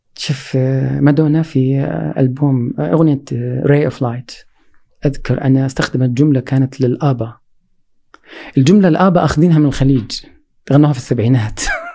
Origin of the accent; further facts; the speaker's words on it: Saudi Arabia; عندنا في السعوديه